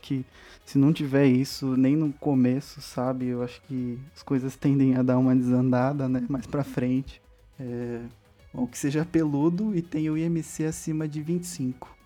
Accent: São Paulo, Brazil; Eu sou de São Paulo, capital

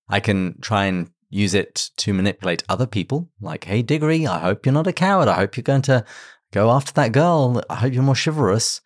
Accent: England, United Kingdom; as an Englishman used to full breakfast

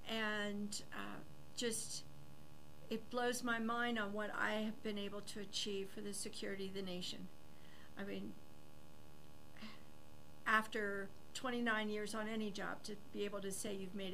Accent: Ohio, United States; So home was Ohio.

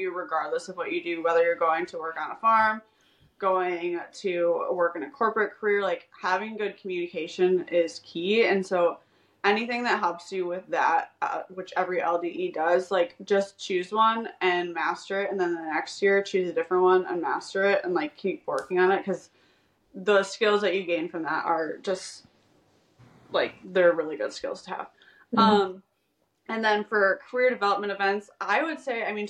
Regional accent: Wisconsin, United States; I'm from Wisconsin

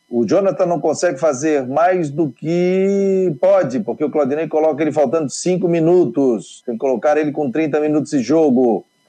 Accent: Morro do Céu, Santa Catarina, Brazil; Eu também sou do Morro do Céu, pô, meu pai tem casa ali até hoje

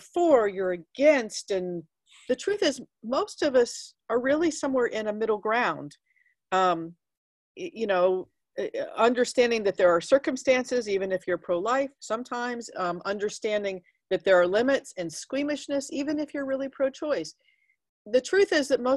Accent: Dallas, Texas, United States; I grew up in Dallas

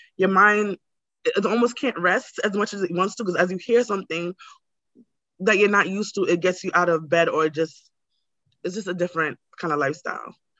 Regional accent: New York City, New York, United States; also born or lived in Brooklyn; I grew up in like in Queens and now I live in Brooklyn

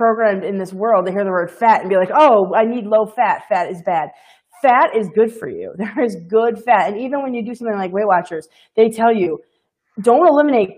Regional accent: Midwest, United States; I'm from the Midwest.

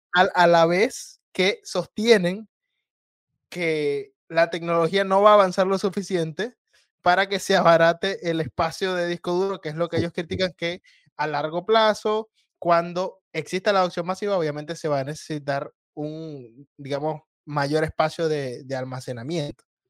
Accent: Venezuela; en mi país

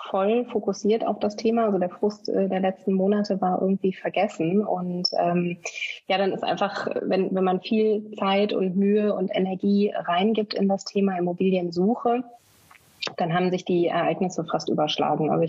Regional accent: Bielefeld, North Rhine-Westphalia, Germany; born there; Das war dann intuitiv erstmal meine Geburtsstadt Bielefeld in Deutschland

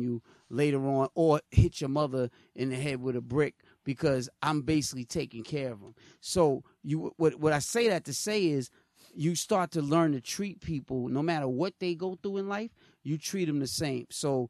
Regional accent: New York City, New York, United States; I grew up in Queens, with Corey, when crack was at its highest.

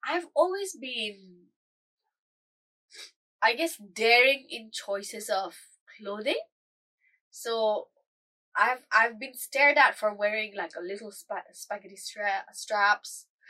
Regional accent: India; Bear in mind, I'm Indian. Never in my life have I felt so alien and out of place.

